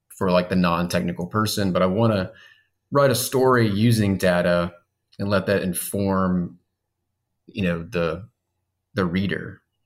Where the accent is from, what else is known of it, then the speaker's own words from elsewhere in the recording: Baton Rouge, Louisiana, United States; now in Zachary, United States; I am also from Baton Rouge